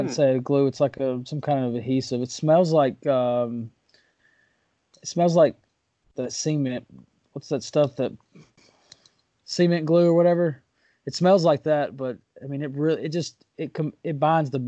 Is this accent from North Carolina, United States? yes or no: no; Waverly, Tennessee, United States; I'm from Waverly